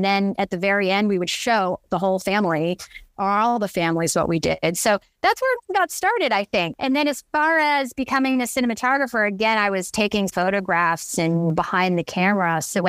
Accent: Philippines; And I'm Filipino. And so Filipinos are known for their big parties.

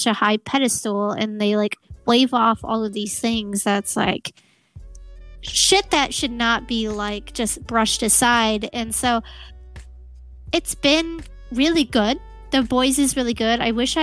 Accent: Portland, Oregon, United States; I'm from Portland, Oregon

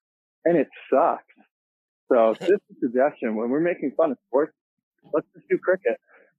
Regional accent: Canada; because I'm from Canada

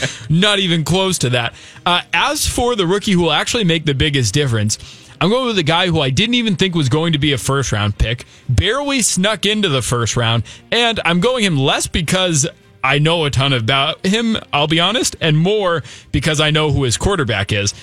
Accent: New England, United States; I grew up in New England

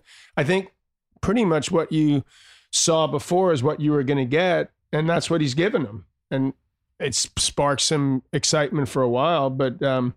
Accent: New York City, New York, United States; also born or lived in Malibu, California; I grew up in Douglas and Queens.

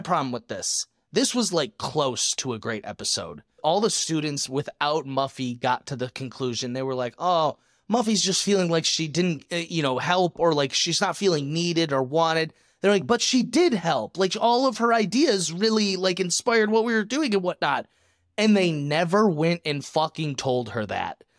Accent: Michigan, United States; now in Arizona, United States; Growing up in Michigan

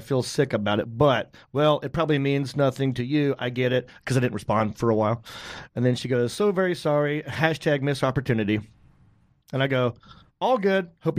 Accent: North Carolina, United States; I talked about being from North Carolina.

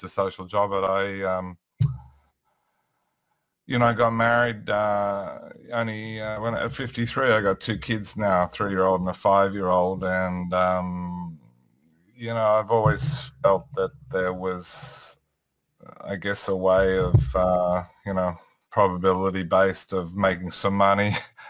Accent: Sydney, New South Wales, Australia; Yeah, I'm in Sydney.

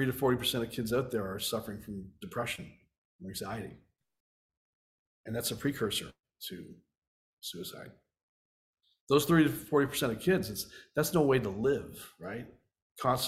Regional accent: Canada; I grew up in Canada

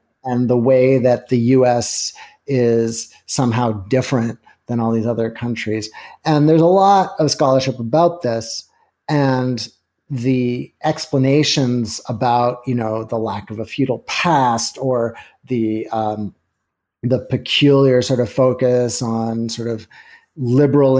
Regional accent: Canada; now in United States; I grew up in Canada, but have lived in the States for a long time

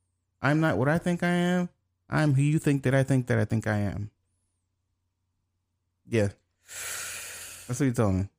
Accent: United States; I was born in America and I don't speak Creole.

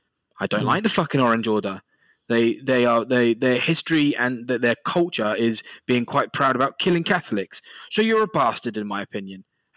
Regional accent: England, United Kingdom; accent: South English; now in Australia; I grew up in England and I've got a quite South English accent. But the second that even white English people found out that I had Scottish but Irish heritage

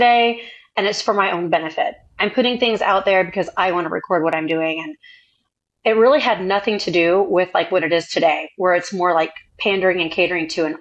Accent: Indiana, United States; moved away as an adult; also born or lived in Chicago, Illinois; So I'm originally from Indiana. I'm a girl from Indiana, and I actually left home very early at 17.

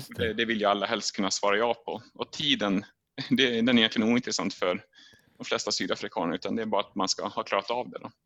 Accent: Sweden; hemma i Sverige

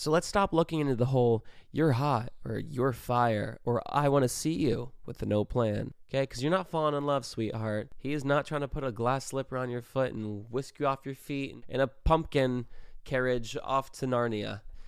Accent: Brazil; English is a second language; moved away as an adult; now in United States; I'm from Brazil, and I've been living in the U.S. for 5 months, and in my country, it's pretty normal guys come to talk to you and ask for your number

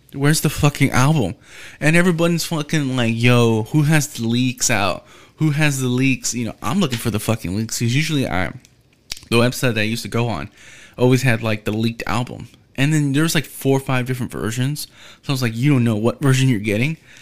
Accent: Houston, Texas, United States; I'm from Houston

